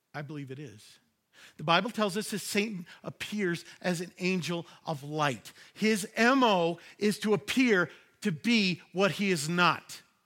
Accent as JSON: {"language": "English", "region": "New York", "country": "United States", "tie": "born or raised there", "said": "Growing up in New York"}